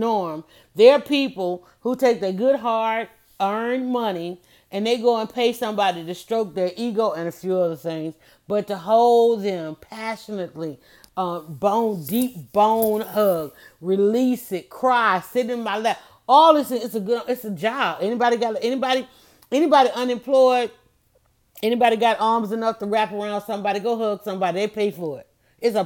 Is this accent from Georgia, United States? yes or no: yes; Atlanta, Georgia, United States; I'm from Atlanta